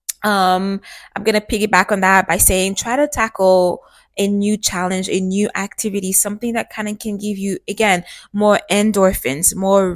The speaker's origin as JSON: {"language": "English", "country": "Canada", "tie": "born or raised there", "said": "Growing up in Canada"}